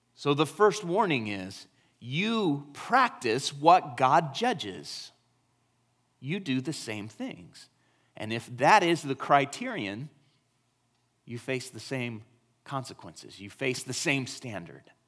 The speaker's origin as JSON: {"language": "English", "country": "United States", "said": "we are American"}